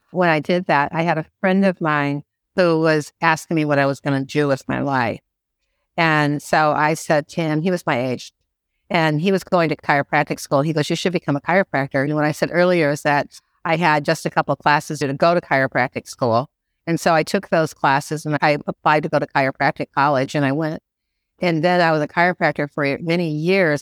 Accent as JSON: {"language": "English", "region": "Midwest", "country": "United States", "tie": "born or raised there", "also_born_or_lived": "Georgia / Miami", "moved": "as an adult", "lives_now": "Florida, United States", "said": "I was born and bred in the Midwest"}